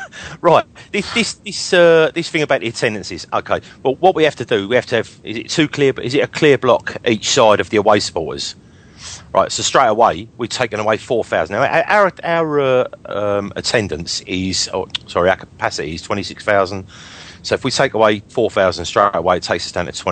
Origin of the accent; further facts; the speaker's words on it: London, United Kingdom; I'm a Londoner